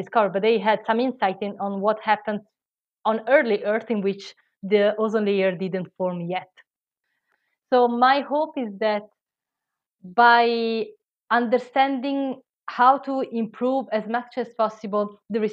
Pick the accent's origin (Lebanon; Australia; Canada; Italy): Italy; English is a second language; moved away; I am Italian, I don't know if you hear from my accent